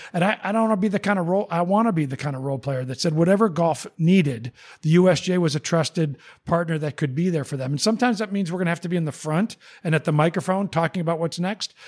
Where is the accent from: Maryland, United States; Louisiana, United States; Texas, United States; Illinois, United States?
Illinois, United States; Naperville; as a Chicagoan, as a Naperville guy